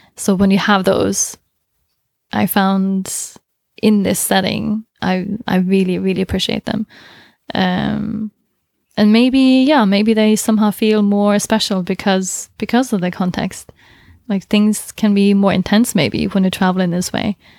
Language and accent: English; Southern Norway, Norway; I'm from the south